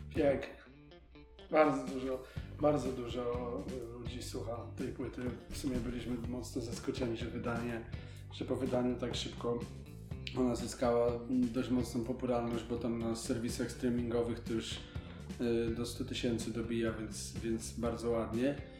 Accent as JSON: {"language": "Polish", "town": "Gorlice", "region": "Lesser Poland", "country": "Poland", "tie": "born or raised there", "moved": "yes", "said": "do mojego rodzinnego miasta, z którego pochodzę, wracam na scenę Domu Kultury, w którym się de facto wychowałem"}